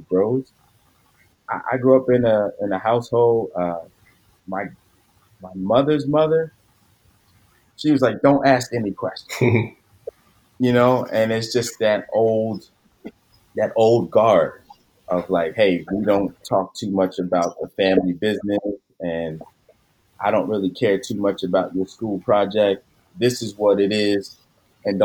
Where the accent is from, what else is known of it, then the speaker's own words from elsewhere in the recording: Philadelphia, Pennsylvania, United States; I grew up in Philadelphia